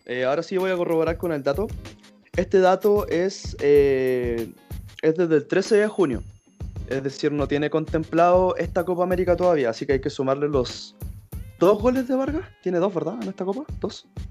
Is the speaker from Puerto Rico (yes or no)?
no; Chile; tanto como, chilenos